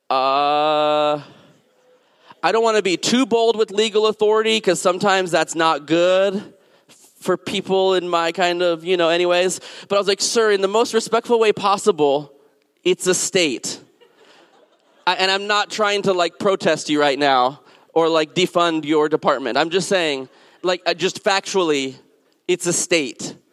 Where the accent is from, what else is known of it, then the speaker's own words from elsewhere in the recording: the South, United States; And I grew up in the South and Southwest